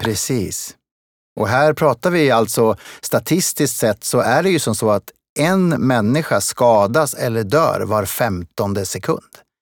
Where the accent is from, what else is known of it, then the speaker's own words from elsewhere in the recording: Smedjebacken, Dalarna County, Sweden; also born or lived in Kungälv; now in Stockholm, Sweden; Jag föddes i Kungälv och flyttade därifrån som en liten bebis. Eh, inte själv, men tillsammans med min familj, upp till Dalarna. Och, eh, där, eh, växte jag upp i Smedjebacken